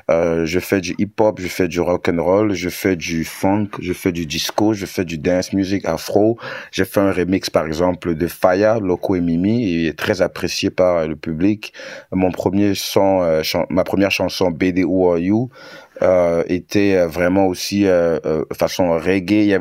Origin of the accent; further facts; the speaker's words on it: Douala, Littoral, Cameroon; also born or lived in Yaoundé / Lolodorf; Euh, je suis camerounais d'origine. J'ai grandi euh, à Douala. J'ai aussi fait d'autres villes comme Yaoundé et Lolodorf, par exemple.